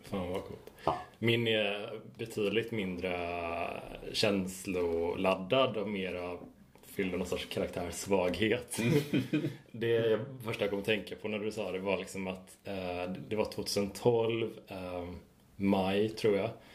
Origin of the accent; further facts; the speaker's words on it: Horred, Västra Götaland, Sweden; jag är från Horred